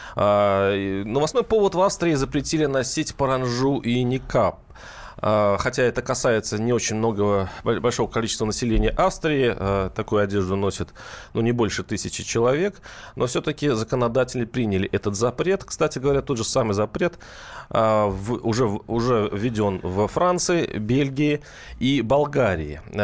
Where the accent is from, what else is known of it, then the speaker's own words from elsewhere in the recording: Mordovia, Russia; Я сам из Мордовии